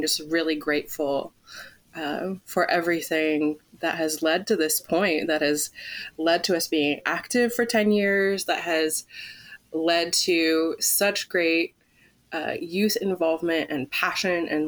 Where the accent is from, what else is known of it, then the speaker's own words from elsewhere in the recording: California, United States; moved away; also born or lived in Pittsburgh; Growing up in California